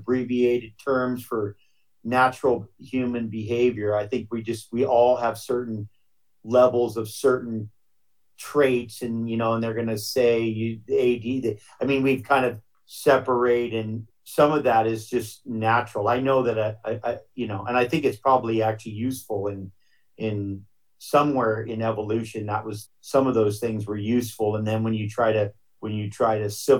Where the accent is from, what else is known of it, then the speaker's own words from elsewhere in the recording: Hawaii, United States; growing up in Hawaii